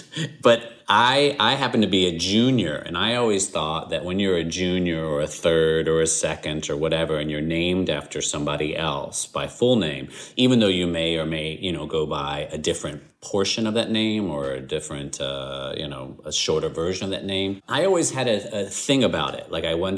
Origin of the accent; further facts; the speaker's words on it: the South, United States; I grew up in the South.